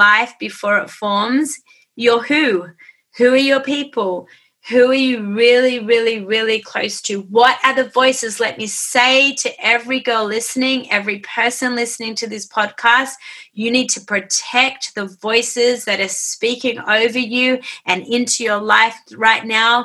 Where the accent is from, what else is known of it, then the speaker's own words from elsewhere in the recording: Australia; I'm an Aussie